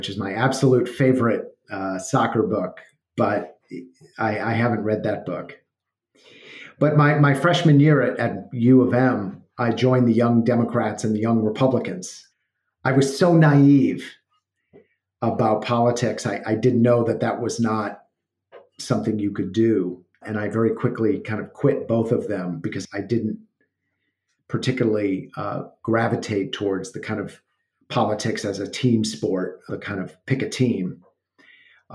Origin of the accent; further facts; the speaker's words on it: Evanston, Illinois, United States; I grew up in Evanston, Illinois, in a somewhat apolitical family.